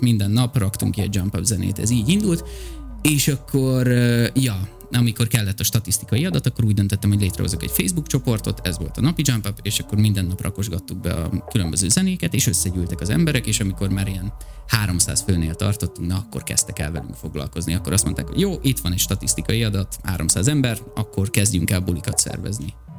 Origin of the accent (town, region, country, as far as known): Hungary